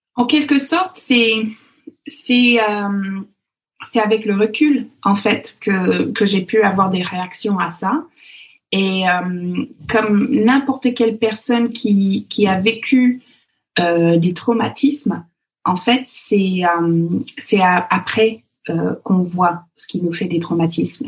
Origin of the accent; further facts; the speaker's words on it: Fox Creek, Alberta, Canada; French is a second language; moved away as an adult; now in near Versailles, France; les gens de l'Alberta ou le Fox Creek, là où j'ai grandi